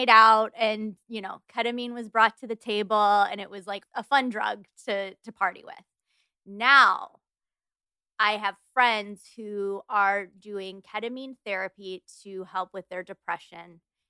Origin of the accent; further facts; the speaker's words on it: Detroit, Michigan, United States; I'm from Detroit, so there was like a whole Detroit raver scene